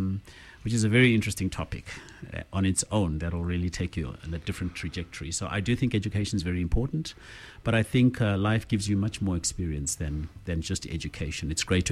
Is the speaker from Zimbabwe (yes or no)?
yes; Zimbabwe; now in South Africa; No, I'm from Zim originally.